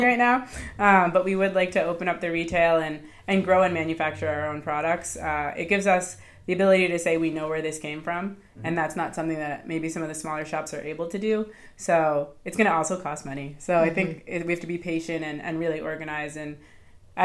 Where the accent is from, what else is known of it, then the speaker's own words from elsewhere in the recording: Boston, Massachusetts, United States; we're both from Boston